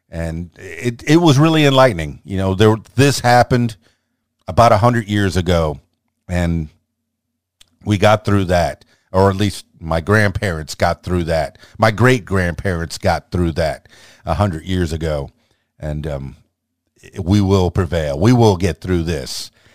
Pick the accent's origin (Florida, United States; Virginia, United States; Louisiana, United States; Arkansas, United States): Florida, United States; South; moved away as an adult; also born or lived in Miami, Florida / Fort Lauderdale, Florida; now in Conway, United States; I was born in South Florida, eh, raised in, in Miami, the Fort Lauderdale, and then eventually the Florida Keys